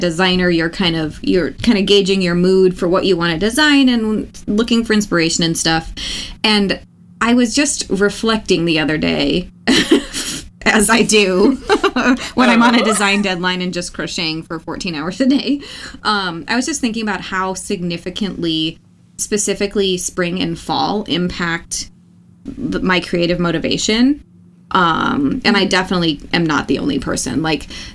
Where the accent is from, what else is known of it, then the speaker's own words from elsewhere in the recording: United States; I'm American